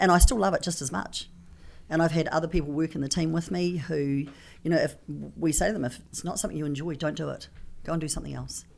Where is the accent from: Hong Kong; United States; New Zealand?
New Zealand; I come from New Zealand. I talk a little funny